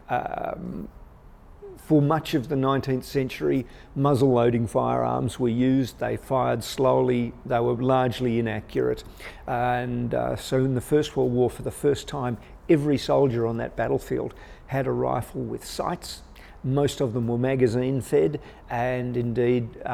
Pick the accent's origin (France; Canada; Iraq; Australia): Australia; Western Australia; My home state, Western Australia